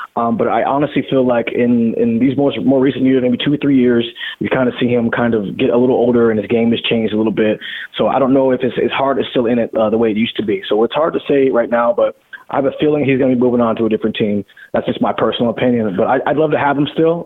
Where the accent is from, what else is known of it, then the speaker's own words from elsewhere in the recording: Seattle, Washington, United States; growing up in the Northwest